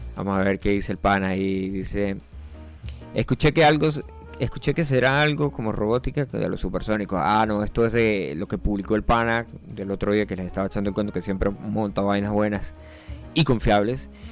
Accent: Colombia; moved away; Yo vivo en el Yaure, aquí no es Colombia, aunque yo soy colombiano

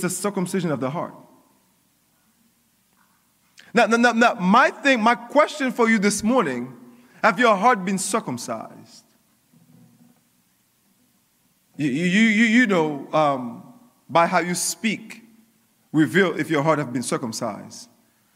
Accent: Coral Springs, Florida, United States; I was growing up in Coral Springs

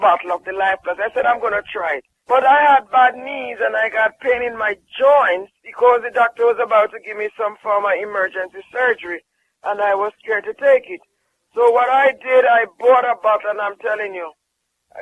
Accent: Jamaica

